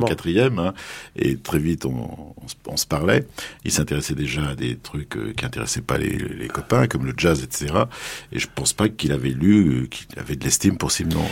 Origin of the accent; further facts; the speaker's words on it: Paris, Île-de-France, France; je suis parisien, je suis un vrai parisien, j'habite pas loin de la place des Vosges